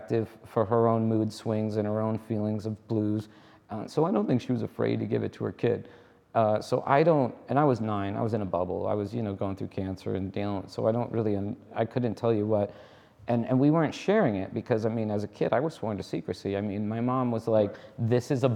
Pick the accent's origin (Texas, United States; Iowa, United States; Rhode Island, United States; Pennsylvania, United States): Rhode Island, United States; moved away; I grew up in Rhode Island